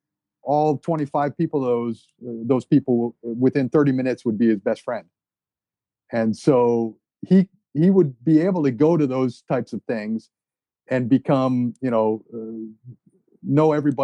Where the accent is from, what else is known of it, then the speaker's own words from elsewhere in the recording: New Jersey, United States; so originally we are from New Jersey.